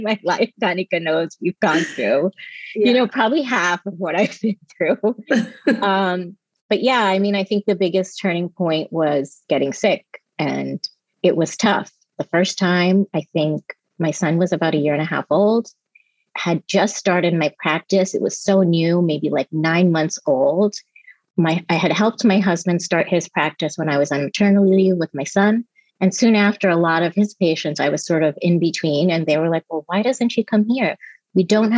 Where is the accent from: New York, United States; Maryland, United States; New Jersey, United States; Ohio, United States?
New Jersey, United States; also born or lived in Mumbai, India; I grew up in New Jersey on the East Coast. I think I was there from the time I was six.